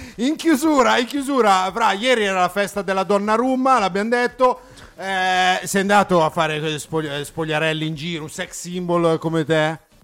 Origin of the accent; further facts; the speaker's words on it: Sedriano, Lombardy, Italy; son di Sedriano Beach